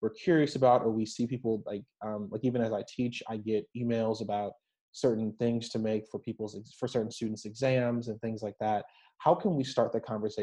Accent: Central Falls, Rhode Island, United States; moved away; my old hometown

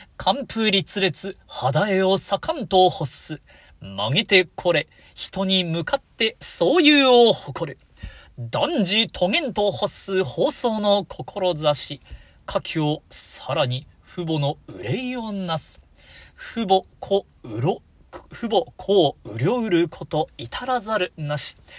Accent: Hokuriku, Japan; 僕も北陸出身ですから

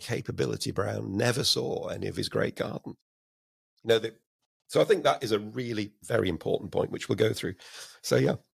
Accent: Blackburn, North West England, United Kingdom; also born or lived in Oldham; I was born in Oldham, but, uh, grew up and went to school in Blackburn

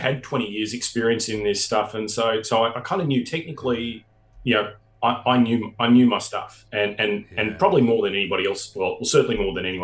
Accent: Australia; being an Australian

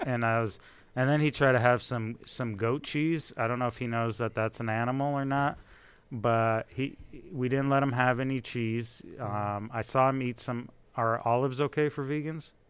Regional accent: Israel; English is a second language; moved away; born in Israel. English is my second language

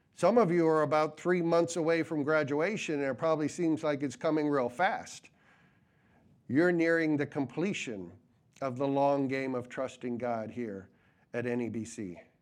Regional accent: New England, United States; growing up in New Yo-, New England

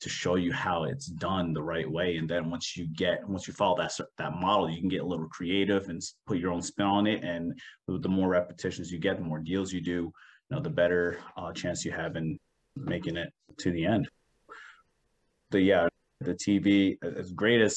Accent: New Jersey, United States; now in Maryland, United States; originally I'm from New Jersey

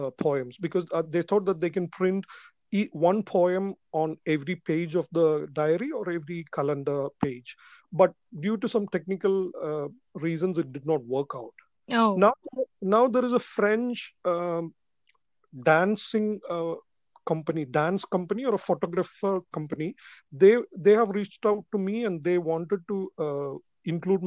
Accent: Kerala, India; I am from Kerala, India

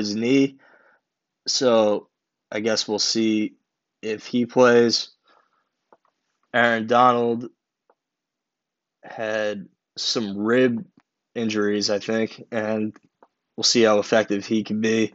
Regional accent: Long Island, New York, United States; I'm from Long Island. And I grew up near where the Islanders play.

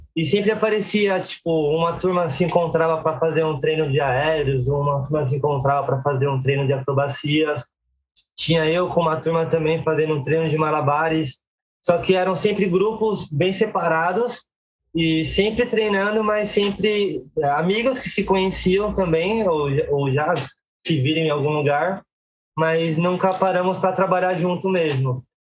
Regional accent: Guarulhos, São Paulo, Brazil; sou nasci em Guarulhos

